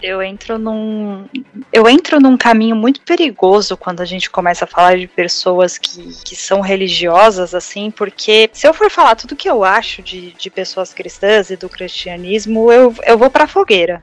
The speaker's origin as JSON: {"language": "Portuguese", "country": "Brazil", "said": "ser brasileira"}